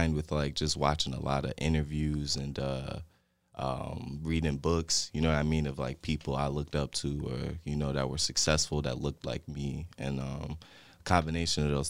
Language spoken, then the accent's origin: English; Monroe, Michigan, United States; I'm a native from Monroe. I graduated from Monroe High School. You know, did a little college, but grew up on the east side, east end of Monroe